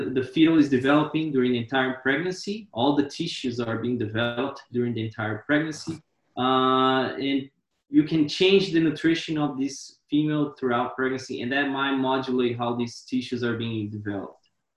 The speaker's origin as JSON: {"language": "English", "country": "Brazil", "also_born_or_lived": "Wyoming, United States", "moved": "as an adult", "lives_now": "Florida, United States", "said": "I am originally from Brazil"}